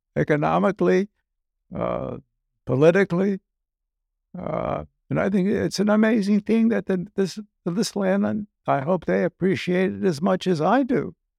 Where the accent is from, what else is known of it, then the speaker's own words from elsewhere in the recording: Newark, New Jersey, United States; moved away as an adult; also born or lived in Vienna, Austria; now in Key Biscayne, United States; growing up in Newark, uh, relatively frugal